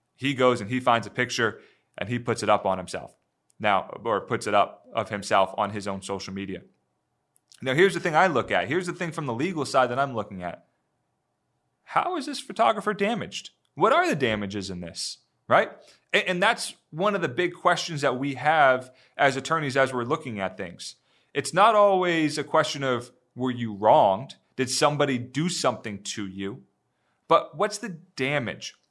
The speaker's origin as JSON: {"language": "English", "region": "Northeast", "country": "United States", "tie": "born or raised there", "moved": "yes", "said": "I grew up in the Northeast"}